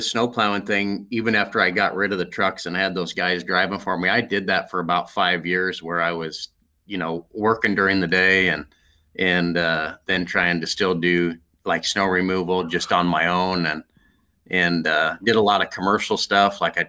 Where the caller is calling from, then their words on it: Norwalk, Iowa, United States; So home base for me is in Norwalk, Iowa.